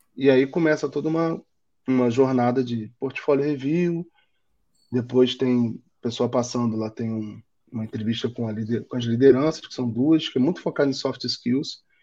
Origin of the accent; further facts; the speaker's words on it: Rio de Janeiro, Brazil; accent: carioca; moved away as an adult; now in São Paulo, Brazil; meu sotaque acho que entrega que eu sou carioca, mas eu já moro em São Paulo tem três anos e não volto para o Rio